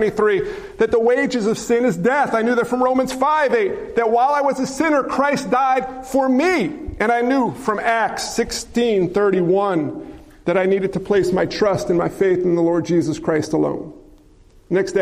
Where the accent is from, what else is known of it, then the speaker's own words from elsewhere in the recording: just outside New York City, United States; I grew up just outside New York City